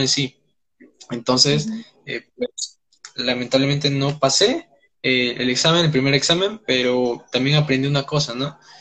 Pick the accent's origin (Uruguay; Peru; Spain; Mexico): Peru; tengo 19 años, soy de Perú